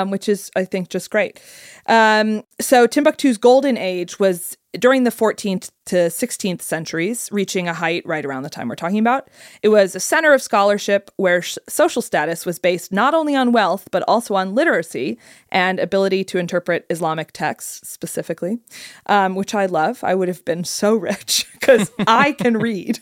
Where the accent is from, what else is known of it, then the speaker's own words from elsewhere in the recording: United Kingdom; I'm British.